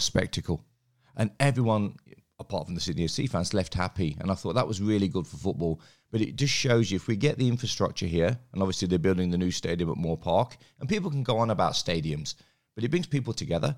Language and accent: English; England, United Kingdom; now in Australia; I grew up in England